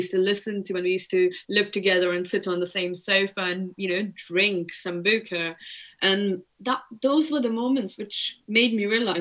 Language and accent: English; India; moved away; I grew up in India.